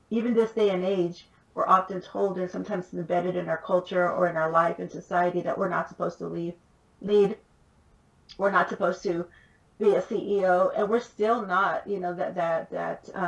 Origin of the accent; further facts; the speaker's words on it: Los Angeles, California, United States; I grew up in East LA, East Los Angeles. I was born. I moved more than 25 times before I completed high school, went to nine different schools.